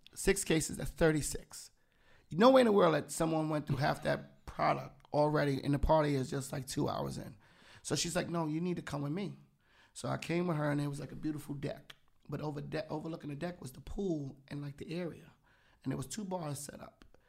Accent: Yonkers, New York, United States; I was from Yonge, 'cause it was, like, that whole nine one four

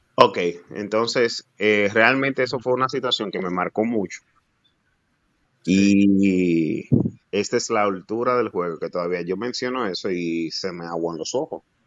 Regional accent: Dominican Republic; also born or lived in United States; yo quería ejercer la medicina para ayudar al, a mi pueblo, realmente, el dominicano

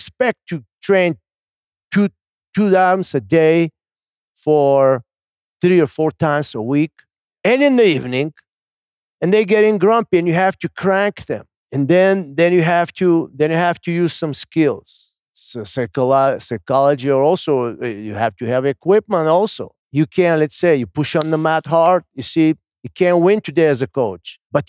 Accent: Bulgaria; the lamb that we grew up in Bulgaria and we swing it here.

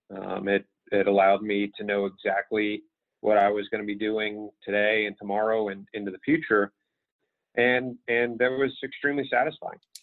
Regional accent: Pittsburgh, Pennsylvania, United States; moved away as an adult; also born or lived in California; I grew up in Pittsburgh, Pennsylvania

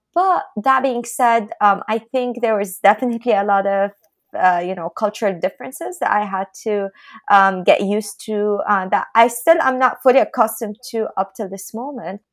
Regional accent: Lebanon; moved away as an adult; now in Boston, United States; I'm from Lebanon.

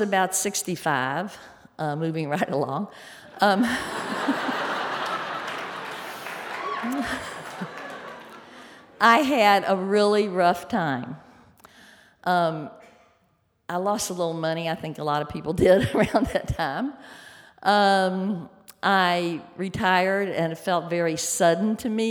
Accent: Louisville, Kentucky, United States; I grew up in Louisville, Kentucky

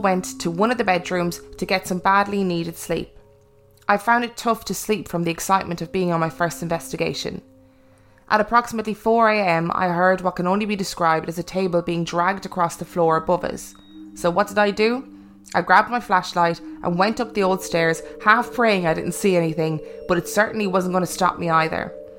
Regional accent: Canton, Massachusetts, United States; now in Ireland; I was born and raised in Canton, Massachusetts, to a middle-class family.

